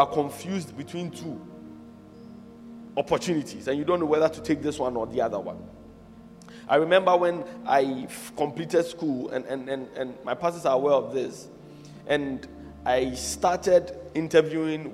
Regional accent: Accra, Greater Accra, Ghana; also born or lived in Chorkor, Accra; I was born in Choko, in Accra, but I don't live there now. I was raised in Mamprobi, but I don't live there now

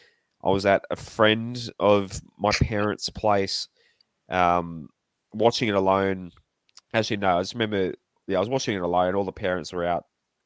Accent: Central Coast, New South Wales, Australia; growing up on the Central Coast

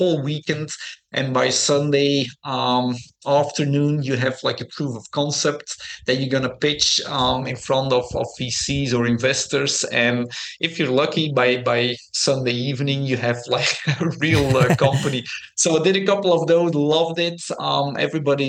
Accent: Belgium; English is a second language; moved away as an adult; I grew up in Belgium.

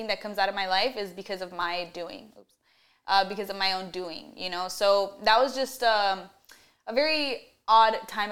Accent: Miami, Florida, United States; also born or lived in Austin, Texas; I was born in Miami and then I went to Texas.

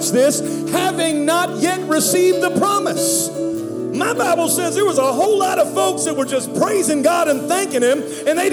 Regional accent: Pittsburgh, Pennsylvania, United States; now in Dallas, United States; I'm from Pittsburgh, Pennsylvania. Now, I live in Dallas.

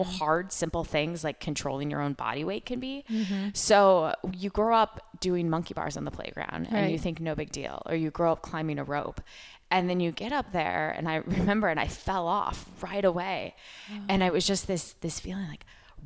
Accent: Oregon, United States; growing up in Oregon

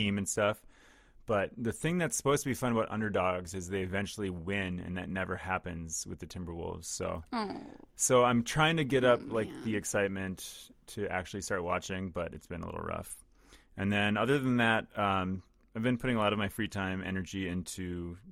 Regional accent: southern Minnesota, United States; now in Twin Cities, United States; Even in southern Minnesota, crazy, where I'm from, like rural areas

